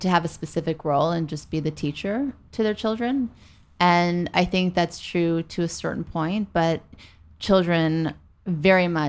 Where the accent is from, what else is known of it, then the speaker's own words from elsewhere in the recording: Beverly Hills, California, United States; also born or lived in New Orleans, Louisiana; we moved from New Orleans to Beverly Hills